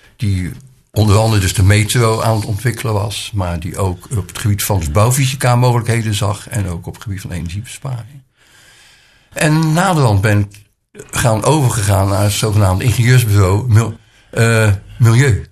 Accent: Rotterdam, South Holland, Netherlands; now in Nieuw-Lekkerland, Netherlands; Ik ben geboren in Rotterdam. Ook mijn jeugd heb ik in deze stad eh, doorgebracht.

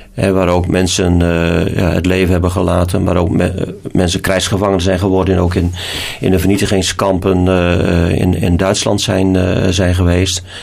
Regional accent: Groningen, Netherlands; moved away; also born or lived in Alblasserwaard; ik ben een Groninger

